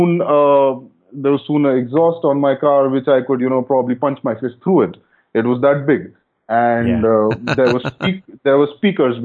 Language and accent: English; India